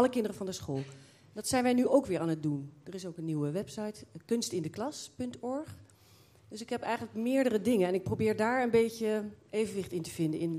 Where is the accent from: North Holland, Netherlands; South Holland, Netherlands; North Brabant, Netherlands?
South Holland, Netherlands; The Hague; moved away as an adult; also born or lived in Waal area; niet uit Amersfoort, ik kom uit Den Haag.